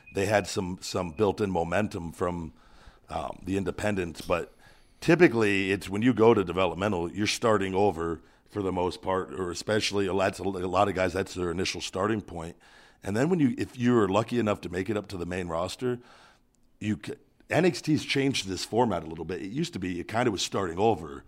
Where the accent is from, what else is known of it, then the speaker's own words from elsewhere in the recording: Las Vegas, Nevada, United States; "Oh, where are you from?" And I, and I go, "Las Vegas."